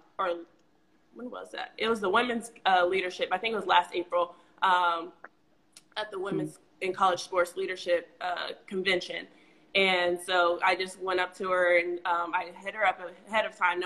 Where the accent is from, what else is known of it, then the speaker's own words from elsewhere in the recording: Reynoldsburg, Ohio, United States; also born or lived in Kentucky; I'm from Reynoldsburg, Ohio, right outside of Columbus.